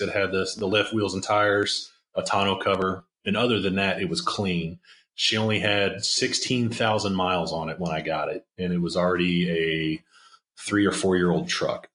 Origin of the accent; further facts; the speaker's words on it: Maryland, United States; I grew up on the East Coast in Maryland